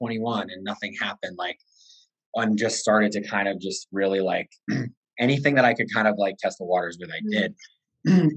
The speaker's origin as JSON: {"language": "English", "region": "Connecticut", "country": "United States", "said": "I am from Connecticut, 34 years old."}